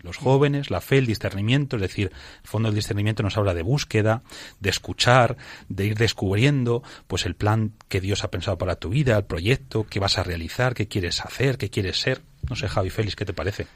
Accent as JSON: {"language": "Spanish", "town": "Toledo", "region": "Castilla-La Mancha", "country": "Spain", "said": "Yo es que soy de Toledo"}